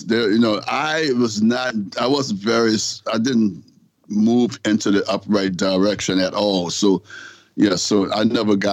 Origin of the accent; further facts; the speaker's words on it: New Orleans, Louisiana, United States; I'm from New Orleans, Louisiana